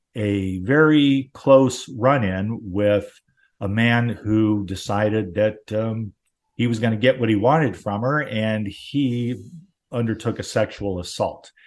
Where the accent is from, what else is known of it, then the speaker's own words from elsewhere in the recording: Southern California, United States; where I lived, where I grew up in Southern California